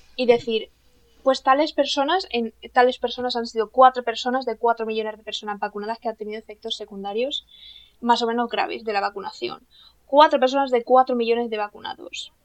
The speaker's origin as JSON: {"language": "Spanish", "region": "Castilla-La Mancha", "country": "Spain"}